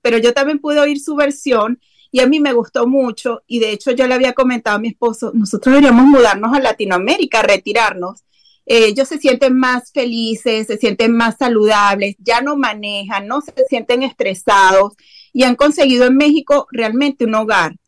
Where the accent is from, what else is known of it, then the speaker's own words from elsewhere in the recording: Venezuela; also born or lived in eastern Venezuela / western Venezuela; now in Dallas–Fort Worth area, Texas, United States; Bueno, yo soy venezolana, nacida y criada en Venezuela. Eh, nací en el oriente de mi país, que es como la playa, como la costa. Y después eh, nos mudamos como al oeste eh, o al occidente de, de Venezuela